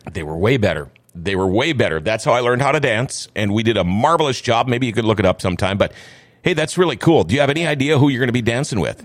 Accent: Crookston, Minnesota, United States; moved away; also born or lived in Thief River Falls; Originally, I'm from Crookston

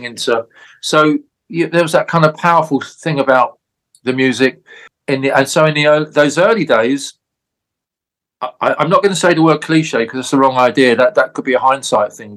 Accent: London, United Kingdom; I'm from London. I'm not a Scots guy

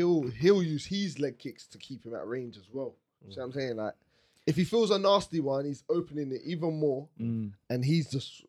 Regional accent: London, United Kingdom; We're from Southeast London, fam.

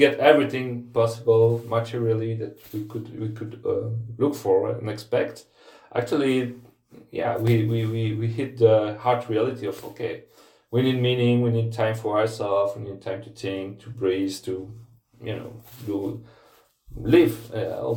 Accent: Namur, Wallonia, Belgium; I live in a small town called Namur. It's about 60 kilometers in the south of Brussels. And this is my hometown

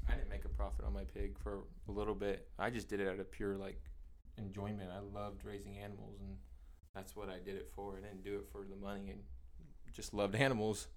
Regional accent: California, United States; also born or lived in Santa Clara, California; I'm from Greater California, and so our county, we have two county fairs

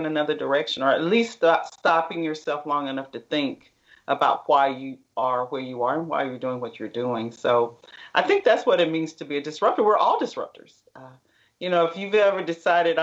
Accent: Middle Tennessee, United States; moved away as an adult; now in Dallas, United States; I'm from the Middle Tennessee area and educated and went to college in Tennessee and moved to Dallas with my husband

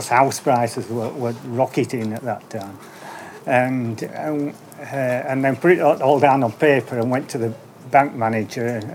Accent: Holmfirth, Yorkshire and the Humber, United Kingdom; now in Slack House, United Kingdom; we came from West Yorkshire, near home Firth

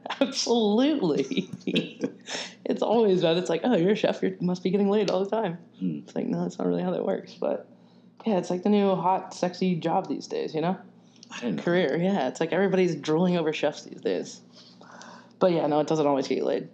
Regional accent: Arkansas, United States; moved away as an adult; also born or lived in Arizona; now in Nashville, United States; originally I was born and raised in Arkansas

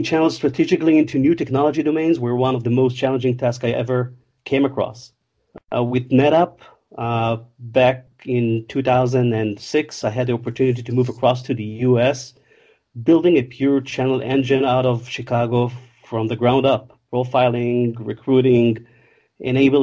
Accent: Israel; I was born and raised in Israel, not far from Tel Aviv

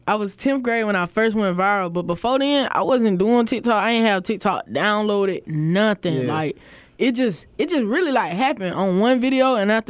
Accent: Lancaster, South Carolina, United States; I'm from Lancaster, South Carolina. Well, on the map it's Lancaster, but if you know, you know, it's Lancaster.

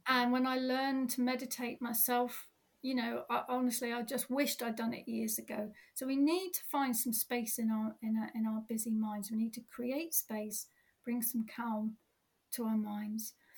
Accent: Cornwall, South West England, United Kingdom; also born or lived in Dorset; now in Cornwall, United Kingdom; I'm Cornish, and moved away and came back

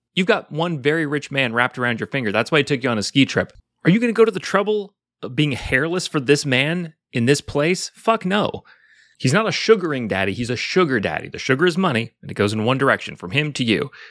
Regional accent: Pacific Northwest, United States; I'm from the Pacific Northwest

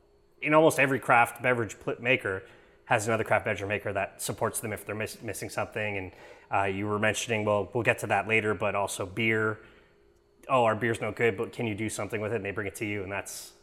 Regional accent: Quebec, Canada; I'm just so used to growing up in Quebec

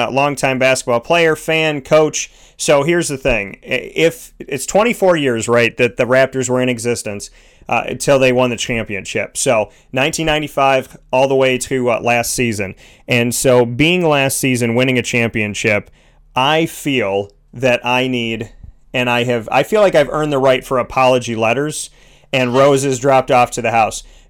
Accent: Syracuse, New York, United States; from Syracuse to Toronto. So I essentially did the trek from my hometown

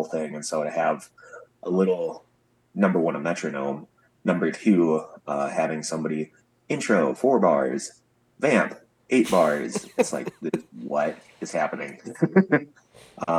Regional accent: Mississippi Delta, United States; moved away as an adult; now in Wisconsin, United States; growing up in the Mississippi Delta, I picked up a lot of blues

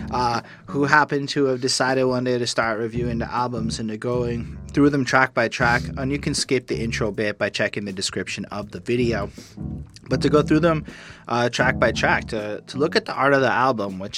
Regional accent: Montreal, Quebec, Canada; born or raised there

